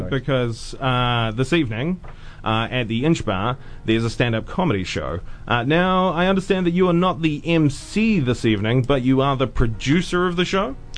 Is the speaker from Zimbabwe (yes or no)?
no; Auckland, New Zealand; I grew up in West Auckland